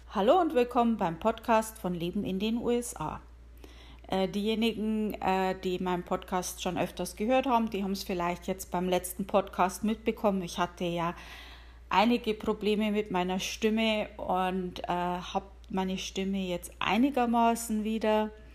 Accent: Bavaria, Germany; now in United States; ich komme aus Bayern

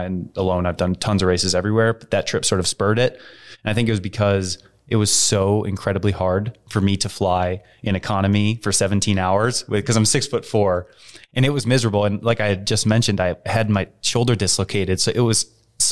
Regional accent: United States; I'm this American guy

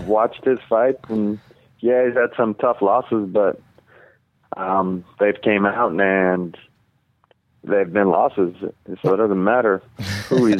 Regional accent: Alaska, United States; now in Vancouver, United States; I'm from Alaska

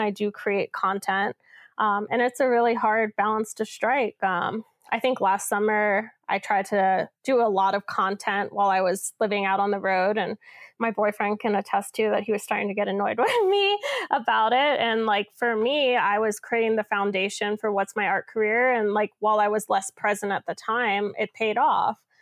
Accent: Philadelphia, Pennsylvania, United States; I grew up in Center City, Philadelphia

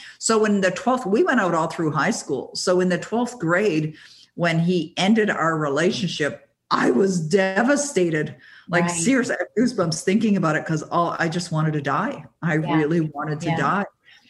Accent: Toronto, Ontario, Canada; now in Ottawa, Canada; I was 19 years of age, and I was working for a company in Toronto, Ontario. I was born and raised in Toronto, even though I now live in Ottawa.

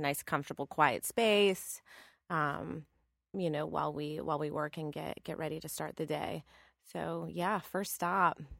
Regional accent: Northeast, United States; also born or lived in Los Angeles / San Francisco; now in New York, United States; I'm from the Northeast

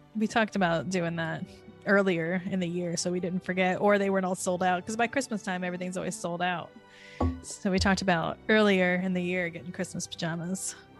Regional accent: Florida, United States; now in New York City, United States; I am from Florida.

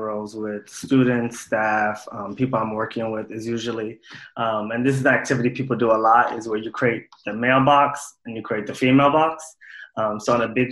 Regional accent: New York City, New York, United States; also born or lived in North Carolina / Somalia (ancestry); My family is from Somalia. I was born and raised in New York City, spent a few years in North Carolina when I was younger

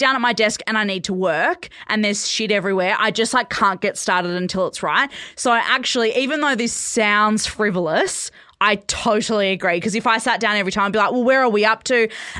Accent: Perth, Western Australia, Australia; moved away; So I grew up in Perth.

